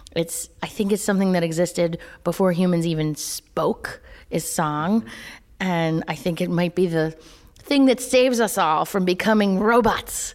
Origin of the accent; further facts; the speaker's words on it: North Carolina, United States; I'm from North Carolina